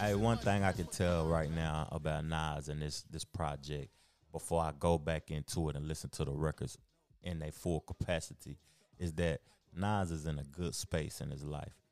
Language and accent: English; the South, United States; I'm from the South and I love the South